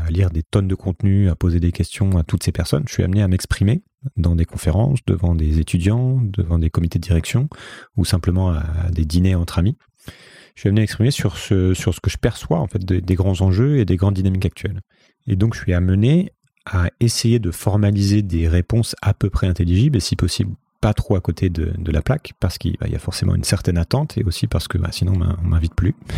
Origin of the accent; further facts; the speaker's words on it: Paris region, Île-de-France, France; moved away as an adult; also born or lived in Brazil / Hong Kong; now in Lisbon, Portugal; J'ai grandi en région parisienne